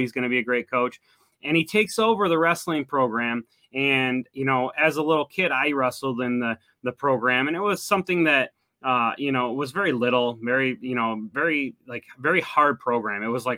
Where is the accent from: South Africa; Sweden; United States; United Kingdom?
United States; Oxford, Michigan; I'm from Oxford